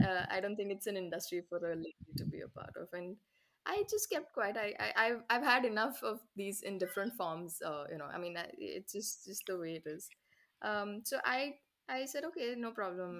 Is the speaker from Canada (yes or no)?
no; India; as an Indian